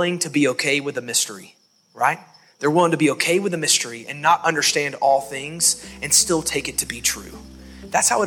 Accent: Alabama, United States; now in Hendersonville, United States; I'm from Alabama.

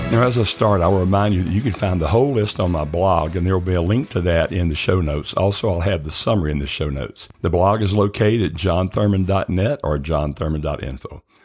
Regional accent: the South, United States; I grew up in the South

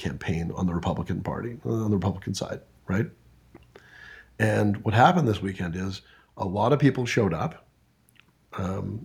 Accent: Canada; I was born in Canada

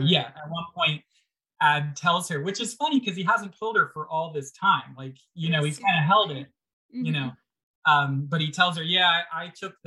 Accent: Pennsylvania, United States; now in California, United States; so I grew up in Pennsylvania on the East Coast

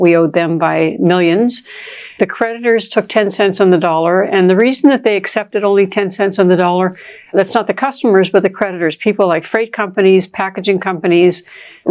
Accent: Toronto, Ontario, Canada; where I grew up in Toronto

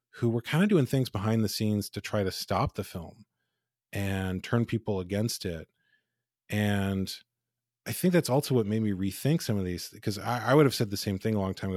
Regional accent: United States; I'm told I'm an American

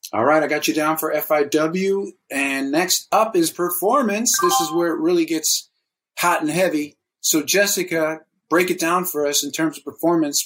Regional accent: Chicago, Illinois, United States; my hometown, Chicago

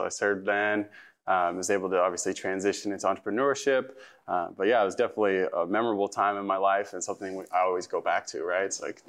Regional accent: Pacific Northwest, United States; I grew up in the Pacific Northwest, you know, small town roots

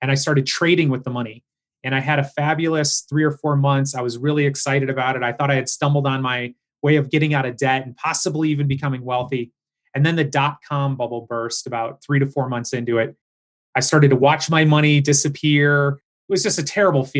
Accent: Michigan, United States; also born or lived in Howell, Michigan / Farmington Hills, Michigan / suburbs of Detroit, Michigan; I grew up in Howell, Michigan. So I was born in Farmington Hills and I was raised in the suburbs of Detroit.

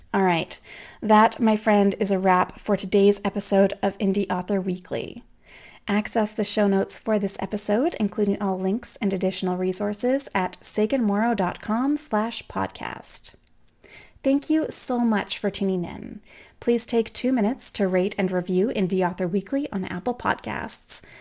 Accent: Canada; I'm Canadian

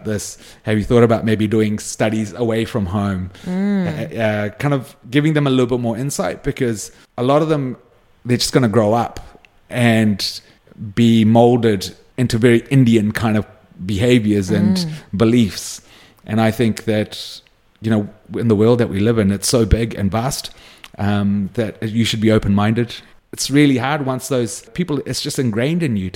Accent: New Zealand; I identified with being a Kiwi kid. Majority of my friends were Kiwi

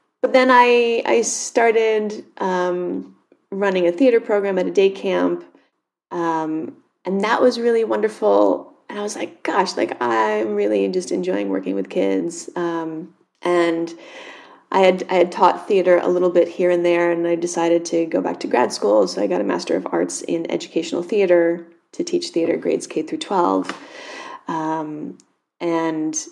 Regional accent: United States; also born or lived in New York City; I grew up just a handful of miles away

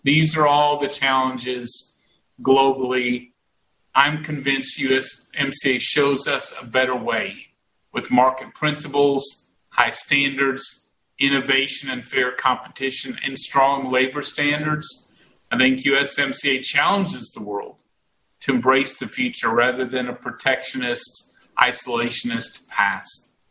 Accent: Texas, United States; I am a Texan

